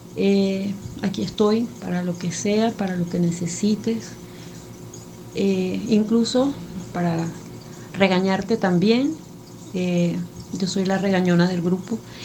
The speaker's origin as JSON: {"language": "Spanish", "country": "Venezuela", "said": "soy de Venezuela."}